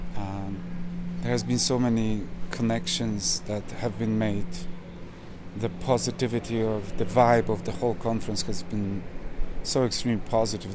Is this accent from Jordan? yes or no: no; Manitoba, Canada; I'm from Manitoba